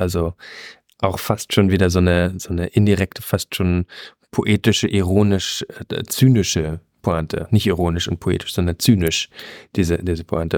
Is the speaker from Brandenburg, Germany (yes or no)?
yes; Brandenburg, Germany; Ich als Brandenburger